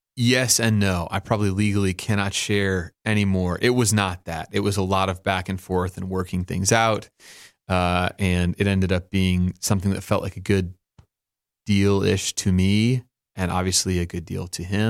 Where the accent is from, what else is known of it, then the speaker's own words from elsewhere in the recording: Oklahoma, United States; I grew up in Oklahoma.